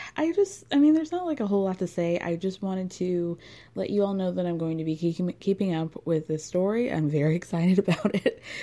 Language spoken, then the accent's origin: English; New York, United States; as a New Yorker